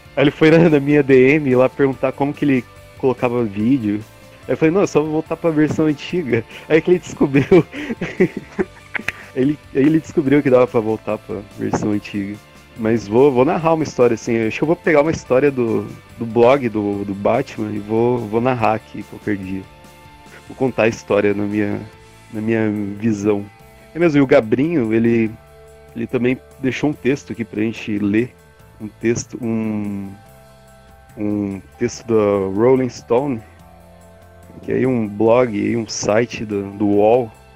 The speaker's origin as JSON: {"language": "Portuguese", "country": "Brazil", "said": "sendo brasileiro"}